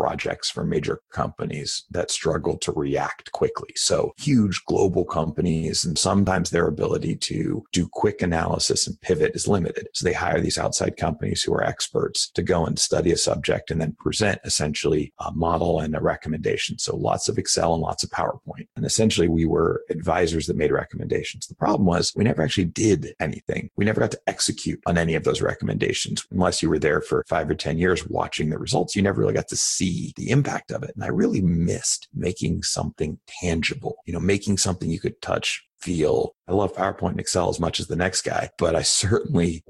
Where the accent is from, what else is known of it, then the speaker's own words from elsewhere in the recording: San Francisco, California, United States; also born or lived in Boston; I grew up in San Francisco, so I actually moved back to San Francisco.